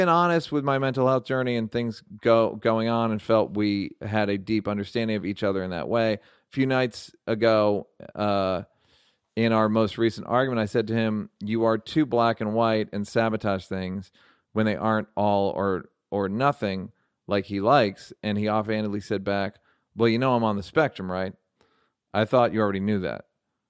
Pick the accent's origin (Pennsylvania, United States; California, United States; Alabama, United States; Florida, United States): California, United States; Monterey Park; Growing up in Monterey Park, home of some of the best Asian food in town